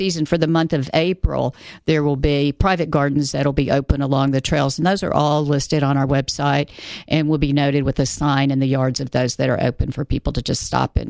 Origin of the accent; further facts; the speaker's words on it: Middle Tennessee, United States; now in East Tennessee, United States; I grew up in Middle Tennessee